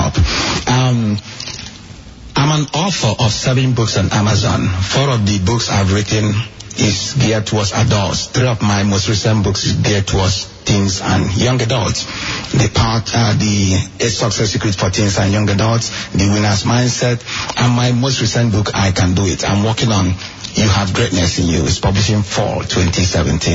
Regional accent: Nigeria; moved away; me growing up in Nigeria

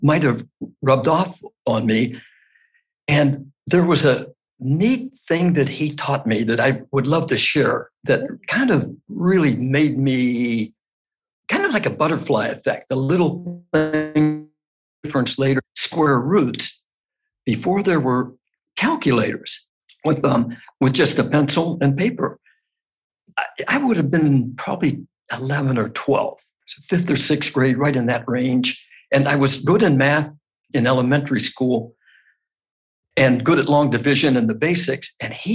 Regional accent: Youngstown, Ohio, United States; now in Boardman Township, United States; I was born in Youngstown, Ohio in 1948

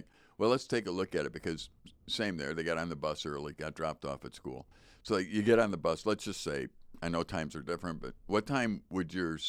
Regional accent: Chicago, Illinois, United States; even back when I was young, growing up in Chicago, typical child, they go to school early

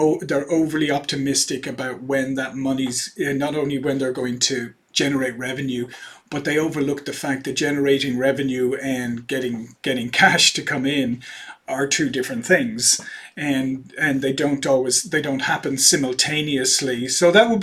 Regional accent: Ireland; moved away as an adult; also born or lived in Silicon Valley, United States; now in United States; I'm originally Irish

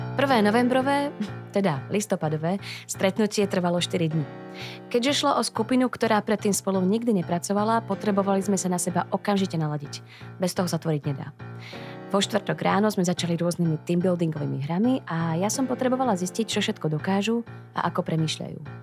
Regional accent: Slovakia; now in Prague, Czech Republic; som Slovenka, žijúca v Prahe

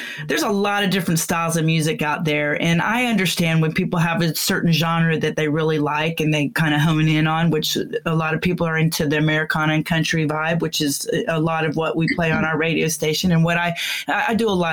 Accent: Gulf Breeze, Florida, United States; moved away; also born or lived in Houston, Texas; I'm a Texan because I was born in Houston. Right. But I moved away when I was 2 to the coast of Florida

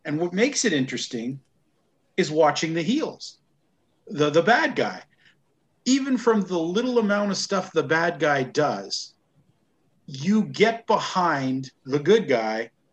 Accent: Grande Cache, Alberta, Canada; my hometown of Grand Cache

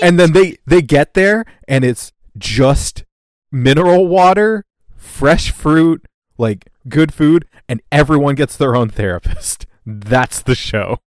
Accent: Canada

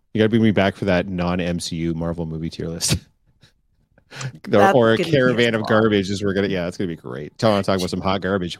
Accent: England, United Kingdom; just because you're French and I'm English

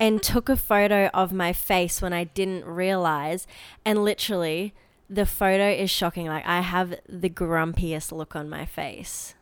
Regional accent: Queensland, Australia; also born or lived in Adelaide; when we first moved to Queensland

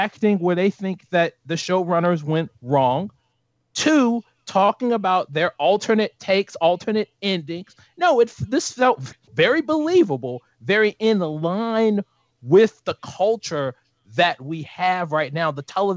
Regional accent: United States; as an American

